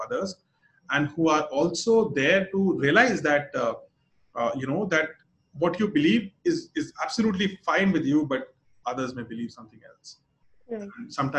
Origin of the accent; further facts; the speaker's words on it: Lucknow, Uttar Pradesh, India; I come from Lucknow